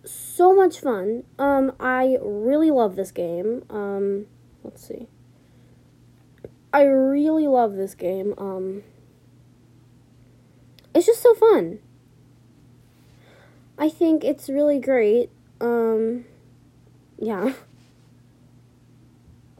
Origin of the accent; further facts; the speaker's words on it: United States; I am actually from the U.S.